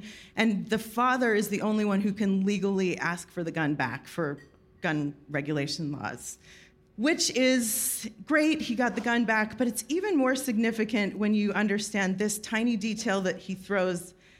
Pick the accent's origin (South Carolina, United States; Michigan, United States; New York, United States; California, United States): New York, United States; I'm from New York.